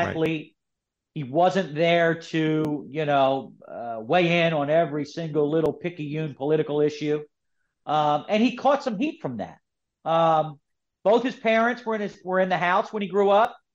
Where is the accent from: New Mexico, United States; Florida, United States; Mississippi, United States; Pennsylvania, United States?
Pennsylvania, United States; Philadelphia; I'm from Philadelphia, so I grew up with Kobe